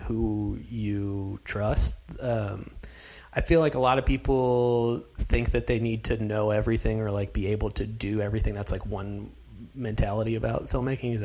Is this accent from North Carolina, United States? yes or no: yes; North Carolina, United States; now in Los Angeles, United States; I'm from North Carolina